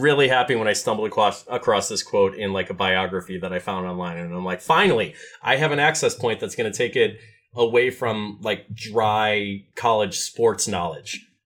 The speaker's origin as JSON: {"language": "English", "region": "Midwest", "country": "United States", "said": "as a Midwesterner"}